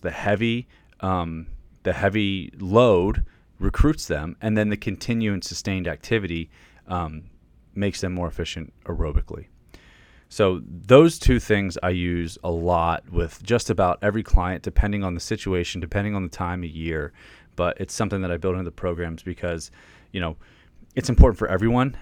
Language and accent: English; Pennsylvania, United States; now in Virginia, United States; I'm from Pennsylvania. I live in Virginia right now